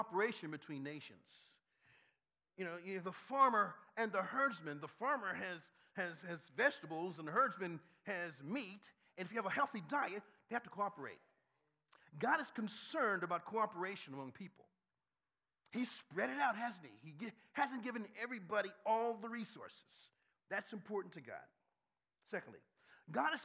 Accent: Washington, District of Columbia, United States; now in Baltimore, United States; I grew up in Washington, D.C.

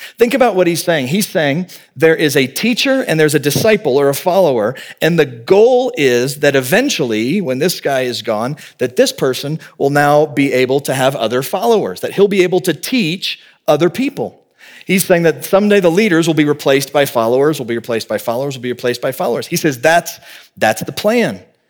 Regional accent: the South, United States; I grew up in the South, I remember I talked with a kid at my church

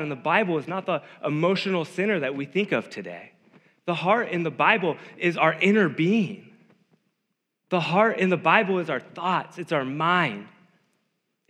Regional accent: Davis, California, United States; growing up in Davis

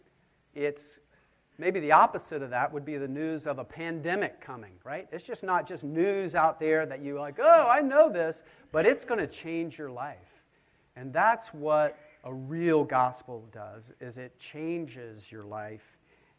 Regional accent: Charleston, South Carolina, United States; I grew up just around the corner on 60 Trad Street

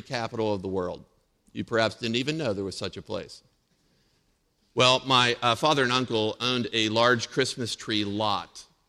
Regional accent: Indiana, Pennsylvania, United States; in Indiana, Pennsylvania. That's where I grew up, born and raised in Indiana.

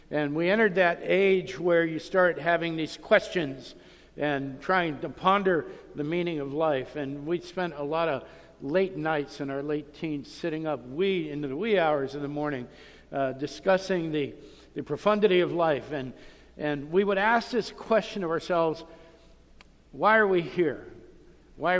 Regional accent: Youngstown, Ohio, United States; I grew up in Youngstown, Ohio

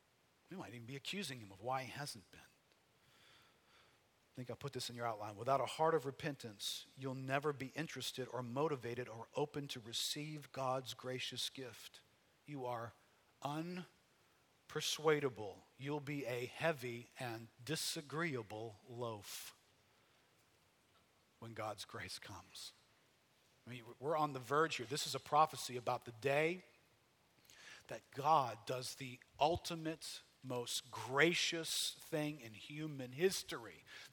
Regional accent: Metairie, Louisiana, United States; also born or lived in New Orleans; Okay, I'm some dude from Metairie. Call me …. I'm like everybody else from Metairie. I grew up somewhere in the New Orleans area.

